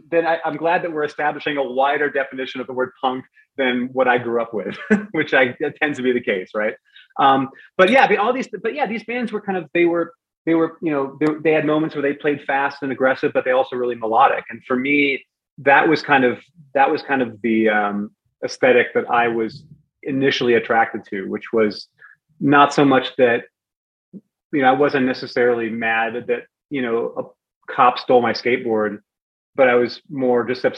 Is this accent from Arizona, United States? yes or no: no; Bremerton, Washington, United States; also born or lived in Northern Virginia; I grew up in Bremerton. I moved from Northern Virginia back to Bremerton where I was born. My dad was leaving the military and we were kind of settling there. So I was in high school in Bremerton for, you know, that period and then on to Bellingham.